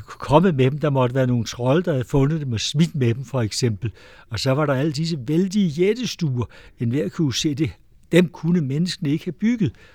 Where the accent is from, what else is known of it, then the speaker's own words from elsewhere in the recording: Amager, Capital Region of Denmark, Denmark; now in Lejre area, Denmark; Jeg er vokset op på Amager, og jeg har boet her på egnen nu i 50 år